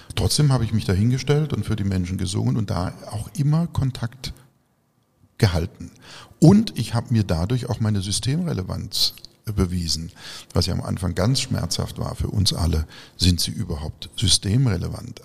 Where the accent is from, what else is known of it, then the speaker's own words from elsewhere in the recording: region around Baden-Baden, Baden-Württemberg, Germany; in meiner Heimatregion um Baden-Baden